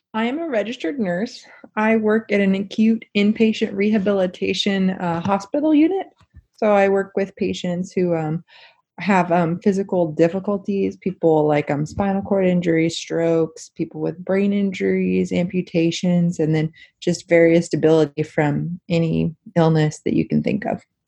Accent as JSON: {"language": "English", "area": "near Wichita", "region": "Kansas", "country": "United States", "tie": "born or raised there", "said": "I ended up going to Wichita State, which is close to my hometown"}